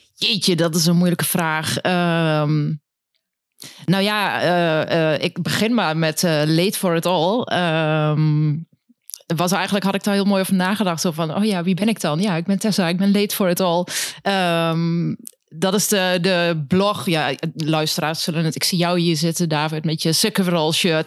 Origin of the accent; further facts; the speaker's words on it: Winterswijk, Gelderland, Netherlands; now in Enschede, Netherlands; de Achterhoek uit Winterswijk